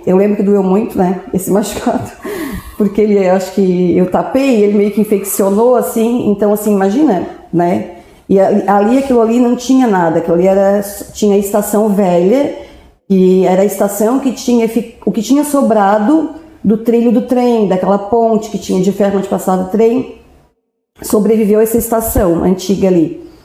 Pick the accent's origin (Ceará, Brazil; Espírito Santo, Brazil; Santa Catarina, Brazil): Santa Catarina, Brazil; Orleans; Eu nasci em Orleans, né, no Hospital Santo Otília. E, e a gente já, eu morei minha vida inteira